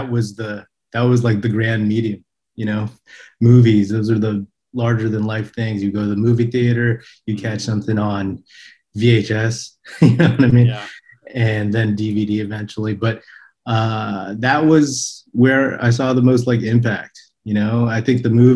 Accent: the Bay Area, Northern California, United States; now in Los Angeles, United States; I'm from Northern California, though. I'm from the Bay.

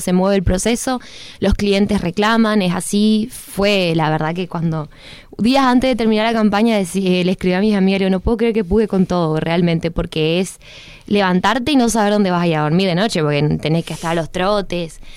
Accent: Misiones, Argentina; misionero ni te digo, porque encima tenemos una aduana interna

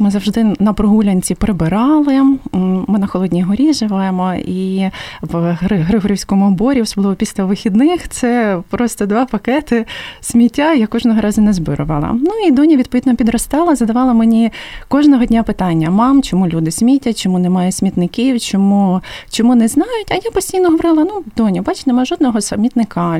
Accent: Lviv, Lviv Oblast, Ukraine; Я сама зі Львова

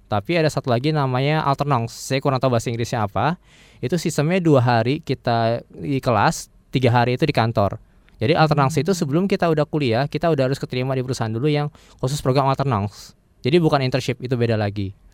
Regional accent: Jakarta, Indonesia; moved away as an adult; also born or lived in La Rochelle, France; saya lahir besar di Jakarta

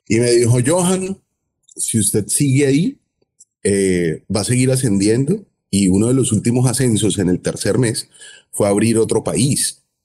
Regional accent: Cali, Valle del Cauca, Colombia; now in Miami, United States; soy caleño, caleñísimo. Soy colombiano.

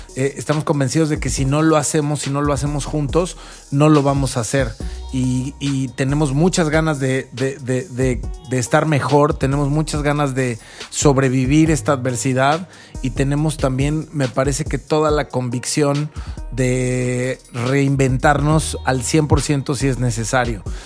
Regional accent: Mexico

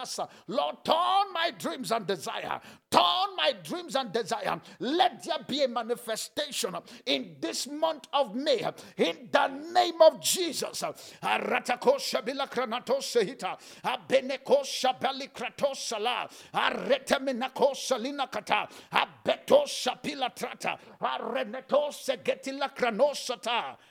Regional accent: Nigeria; I said, as a pastor, as a Nigerian, which of the two?

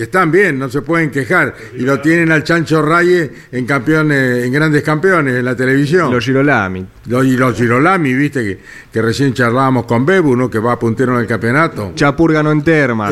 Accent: Winifreda, La Pampa, Argentina; Winifreda, mi pueblo

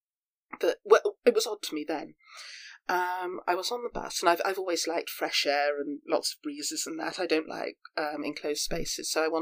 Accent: Devon, South West England, United Kingdom; I'm up here from Devon

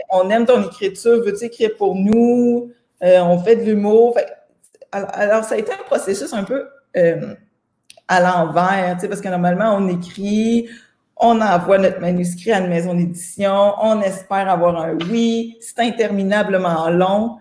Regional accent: Saint-Pamphile, Quebec, Canada; En fait, je viens d'une petite ville qui s'appelle Saint-Pamphile

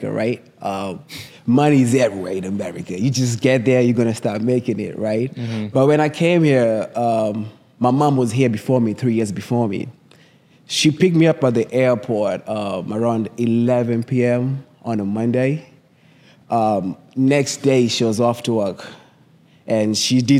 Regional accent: Kenya; accent: thick Kenyan; moved away as an adult; now in United States; I'm from Kenya, my accent is thick.

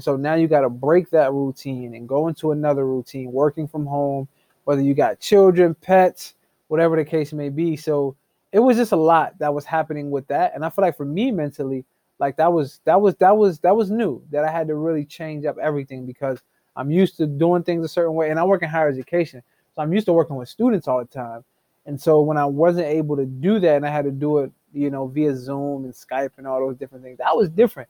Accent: Harrisburg, Pennsylvania, United States; now in Illinois, United States; I am originally from Harrisburg, Pennsylvania

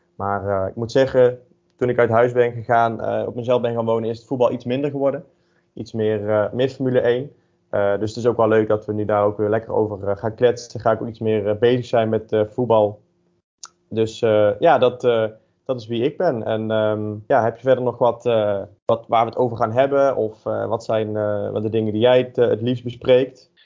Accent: North Brabant, Netherlands; ik ben geboren en, en getogen in, in Brabant

